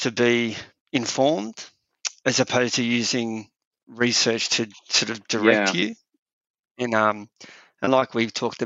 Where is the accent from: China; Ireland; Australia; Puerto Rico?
Australia; we've always fought hard to not be British, where we're Australian